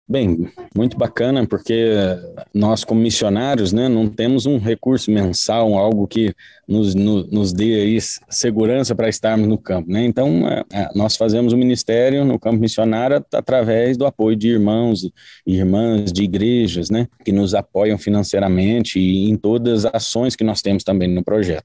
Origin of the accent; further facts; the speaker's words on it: Brazil; moved away as an adult; now in Mongolia; nós somos brasileiros